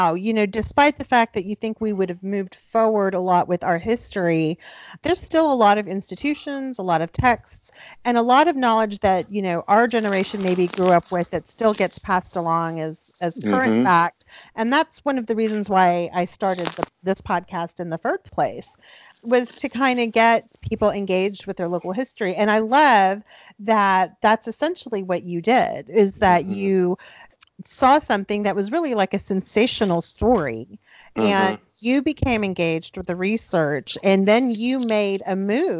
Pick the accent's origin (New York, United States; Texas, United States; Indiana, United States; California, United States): Texas, United States; South; I grew up in South Texas on the coast